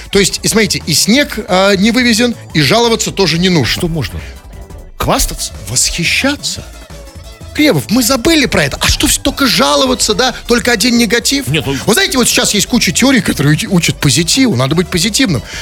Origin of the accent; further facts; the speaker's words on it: Tatarstan, Russia; я вот только что, я сам тук, из Тукаевского района.